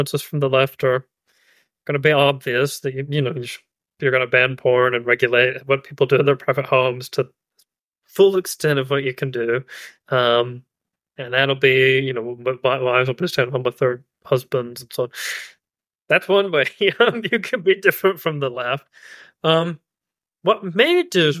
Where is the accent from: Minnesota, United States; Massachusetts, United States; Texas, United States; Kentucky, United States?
Kentucky, United States; Eastern; I'm from Eastern Kentucky. I live in Eastern Kentucky